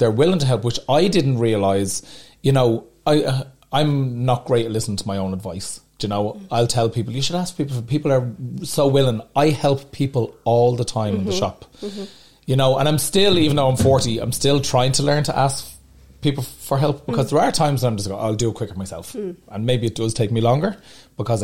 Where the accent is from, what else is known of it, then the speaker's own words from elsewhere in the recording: Dublin, Leinster, Ireland; I love Dublin, it's my home.